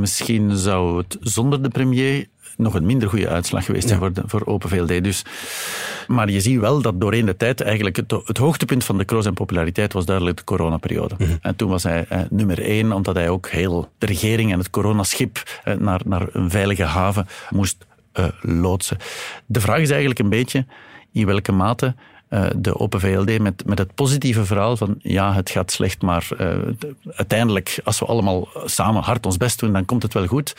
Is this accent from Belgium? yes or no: yes; Flanders, Belgium; bij ons in Vlaanderen